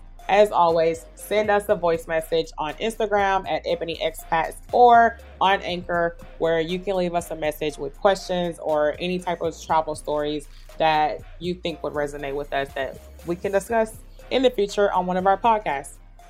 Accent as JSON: {"language": "English", "town": "Houston", "region": "Texas", "country": "United States", "lives_now": "Bangkok, Thailand", "said": "So yeah, so just a little bit about me. I moved to Bangkok 2 years ago. I'm from Houston."}